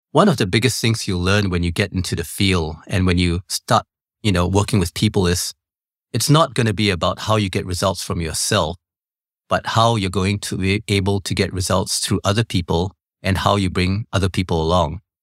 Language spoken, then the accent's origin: English; Singapore; I was born in Singapore